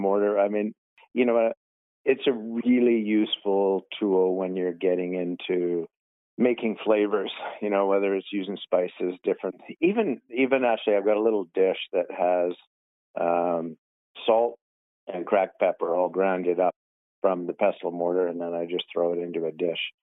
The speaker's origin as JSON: {"language": "English", "area": "North Shore", "region": "British Columbia", "country": "Canada", "tie": "born or raised there", "lives_now": "Kamloops, Canada", "said": "I grew up on the North Shore"}